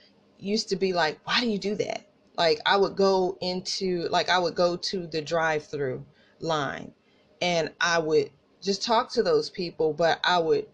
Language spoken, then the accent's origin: English; Tulsa, Oklahoma, United States; accent: country accent; We were raised Northside, Tulsa